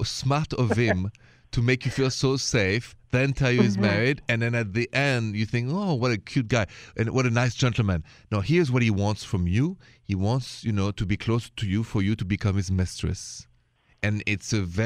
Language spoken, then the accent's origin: English; France; moved away; I'm from France